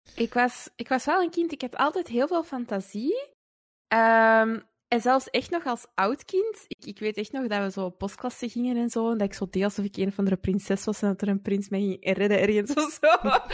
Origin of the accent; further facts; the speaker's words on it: Antwerp, Flanders, Belgium; also born or lived in Wilrijk, Antwerp; ik ben opgegroeid in het Kiel. Eh, dat is ook een deelgemeente van Antwerpen.